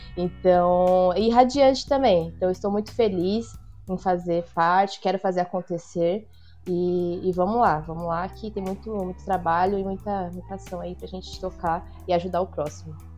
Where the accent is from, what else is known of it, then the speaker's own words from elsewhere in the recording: São Paulo, Brazil; sou da Zona Leste, tá em Paulista, fundão